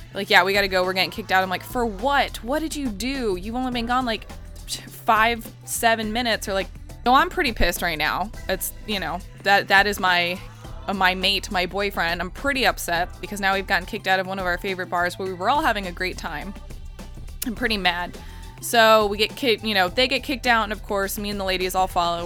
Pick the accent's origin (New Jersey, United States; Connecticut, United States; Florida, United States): Florida, United States; Orlando; growing up in Orlando